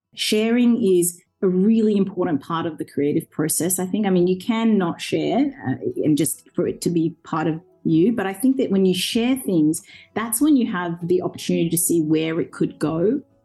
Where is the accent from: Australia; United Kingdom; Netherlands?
Australia; Orange, New South Wales; English is a second language; also born or lived in Zambia; when I was five years old, we came to Australia as refugees and we joined my grandparents um, and extended family in a small Australian country town um, called Orange. And when I got there, I went straight into school, into grade one, and I didn't know a word of English